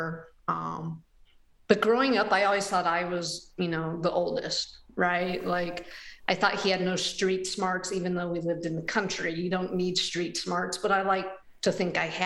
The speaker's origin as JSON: {"language": "English", "town": "Hinckley", "region": "Ohio", "country": "United States", "tie": "born or raised there", "moved": "yes", "lives_now": "Cincinnati, United States", "said": "I grew up in a little village in Northeast Ohio called Hinckley, Ohio"}